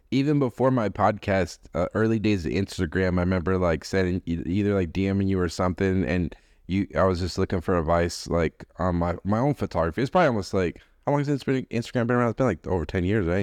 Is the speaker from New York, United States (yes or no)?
no; Boston, Massachusetts, United States; I grew up in Boston.